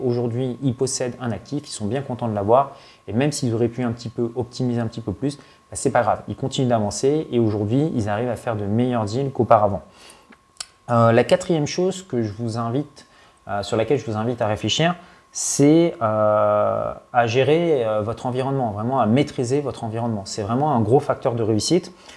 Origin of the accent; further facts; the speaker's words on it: France; also born or lived in Paris; quand on est français